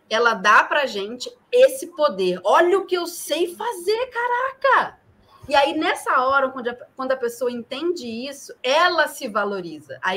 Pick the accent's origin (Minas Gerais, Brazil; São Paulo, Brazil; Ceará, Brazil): Minas Gerais, Brazil; sou de Minas Gerais